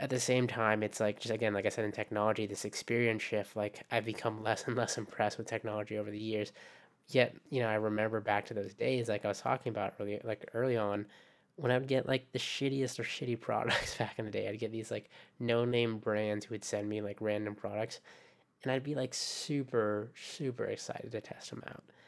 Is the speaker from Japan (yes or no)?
yes; Japan; also born or lived in Philippines; Japan, which is my home